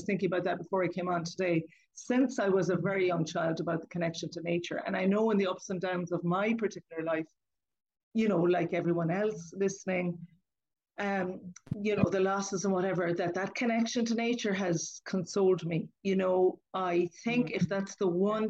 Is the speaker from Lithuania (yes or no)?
no; Lismore, Munster, Ireland; I grew up in Lismore in County Waterford, and I grew up on a farm